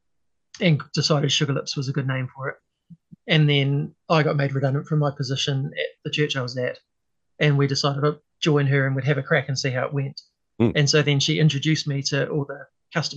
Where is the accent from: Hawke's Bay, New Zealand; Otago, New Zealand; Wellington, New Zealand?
Hawke's Bay, New Zealand; Hastings; moved away; also born or lived in Auckland; I grew up in Hastings originally.